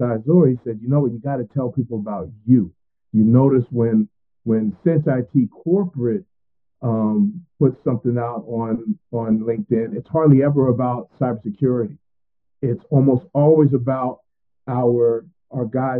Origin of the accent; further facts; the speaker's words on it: Willingboro, New Jersey, United States; now in Atlanta, United States; I grew up in a great town called Willingboro, New Jersey